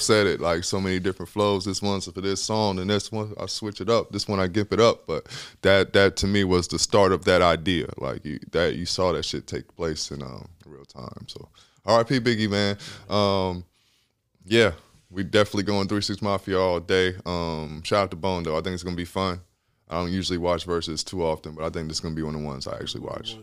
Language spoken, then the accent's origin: English; Atlanta, Georgia, United States; I'm from Atlanta